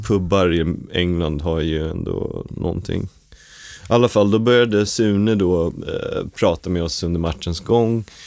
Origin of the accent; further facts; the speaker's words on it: Stockholm, Stockholm County, Sweden; när jag var liten så växte jag upp på Skånegatan 65